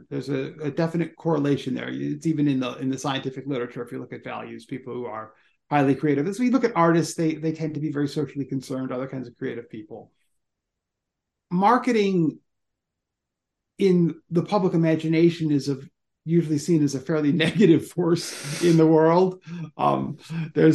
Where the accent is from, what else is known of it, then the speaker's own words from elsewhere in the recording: Ann Arbor, Michigan, United States; my hometown